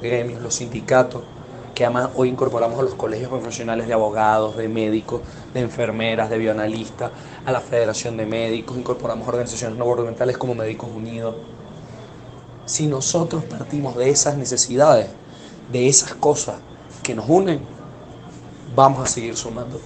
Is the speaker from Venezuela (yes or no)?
yes; Venezuela; volvernos a encontrar como venezolanos